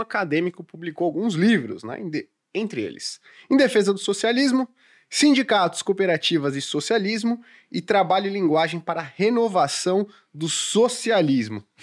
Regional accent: São Paulo, Brazil; nós que somos de São Paulo

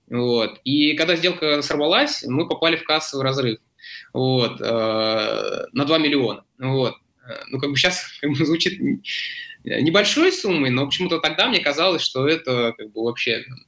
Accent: Zelenograd, Moscow, Russia; also born or lived in Vladivostok; моя основная локация – это Зеленоград, то есть, получается, здесь я вырос и учился

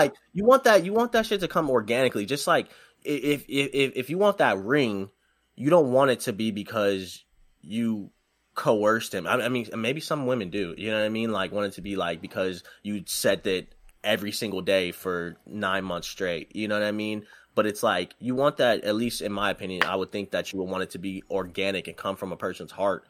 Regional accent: Detroit, Michigan, United States; also born or lived in Goodyear, Arizona / Texas; No, I'm originally from Detroit.

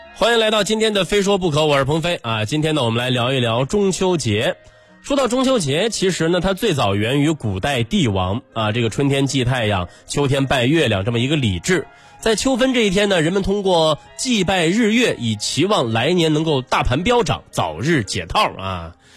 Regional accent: China; 我们中国人

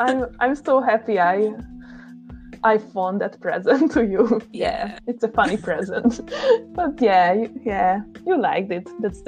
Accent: Hungary; English is a second language; I'm from Hungary.

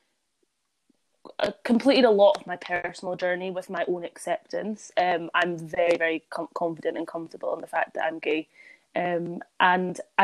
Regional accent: Edinburgh, Scotland, United Kingdom; I grew up in, you know, a very accepting area. I'm from Edinburgh.

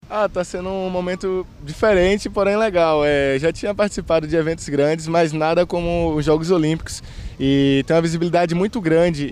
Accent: Conceição do Almeida, Bahia, Brazil; also born or lived in Sapeaçu; nasci em Sapiaçu, mas fui criado em Conceição do Almeida, uma cidade vizinha

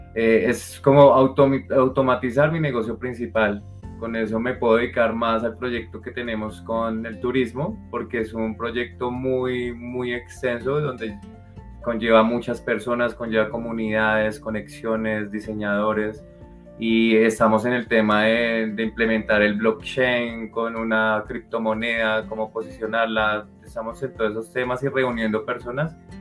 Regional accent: Colombia; nosotros como colombianos

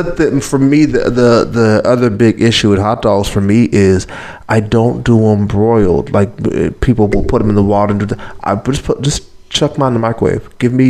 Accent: Aliquippa, Pennsylvania, United States; my hometown, Aliquippa.

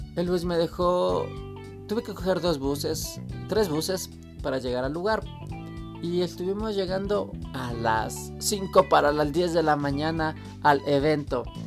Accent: Quito, Pichincha, Ecuador; yo soy de Quito

